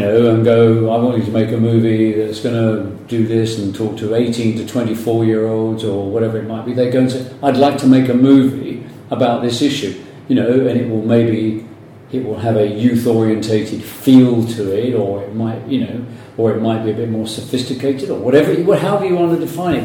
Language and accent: English; London, United Kingdom; also born or lived in New York; London boy, North London.